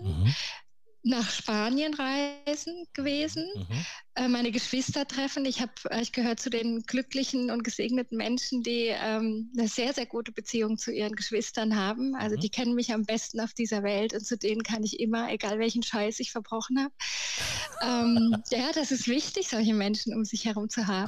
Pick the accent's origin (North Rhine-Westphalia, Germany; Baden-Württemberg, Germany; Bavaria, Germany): Baden-Württemberg, Germany; Karlsruhe; also born or lived in Galicia, Spain (parents' origin); Geboren bin ich tatsächlich in Karlsruhe, in Süddeutschland